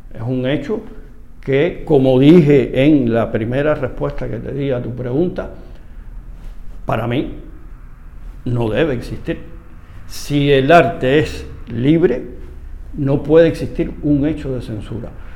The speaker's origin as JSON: {"language": "Spanish", "country": "Cuba", "said": "como cubano"}